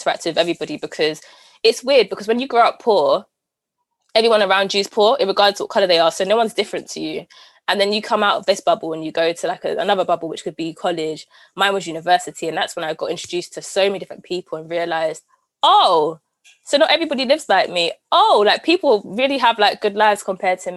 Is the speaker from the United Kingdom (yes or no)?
yes; London, United Kingdom; Camden, the greatest borough in the world